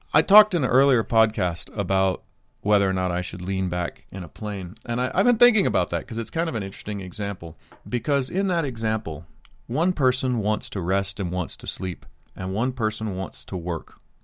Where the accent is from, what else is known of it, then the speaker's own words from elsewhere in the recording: United States; I'm not immune to being an American. I'm not immune to my, my culture and how I was raised